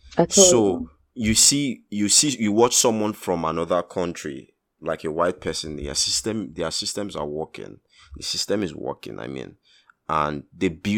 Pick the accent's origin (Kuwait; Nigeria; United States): Nigeria